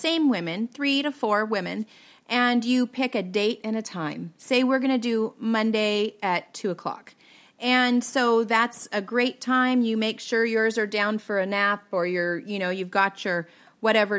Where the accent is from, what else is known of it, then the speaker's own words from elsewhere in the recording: Pacific Northwest, United States; I'm from the Pacific Northwest